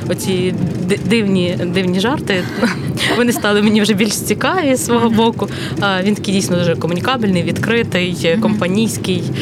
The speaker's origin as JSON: {"language": "Ukrainian", "town": "Koziatyn", "region": "Vinnytsia Oblast", "country": "Ukraine", "tie": "born or raised there", "also_born_or_lived": "Kyiv", "moved": "as an adult", "said": "Вінницька область, місто Козят."}